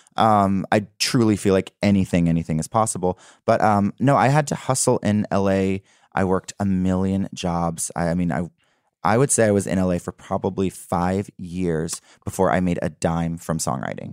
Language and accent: English; South Mississippi, United States; I am from South Mississippi